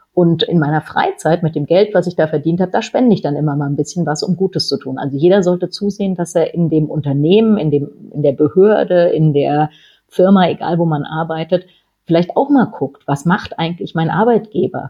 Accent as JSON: {"language": "German", "region": "Schleswig-Holstein", "country": "Germany", "tie": "born or raised there", "said": "meine Familie, wir kommen aus Schleswig-Holstein"}